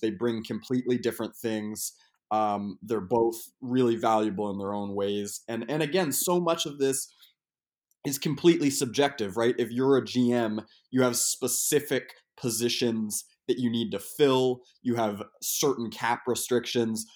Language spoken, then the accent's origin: English; Portland, Maine, United States; now in Brooklyn, United States; I'm from Portland, Maine, so I'm used to an earlier, an earlier snow